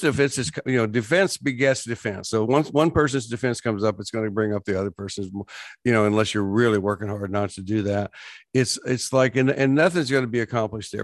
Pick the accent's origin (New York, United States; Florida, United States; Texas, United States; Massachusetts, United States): Texas, United States; West; I grew up in West Texas